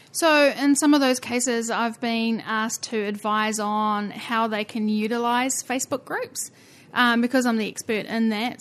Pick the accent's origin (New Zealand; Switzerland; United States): New Zealand; accent: Kiwi; We are slightly unique at the bottom of the earth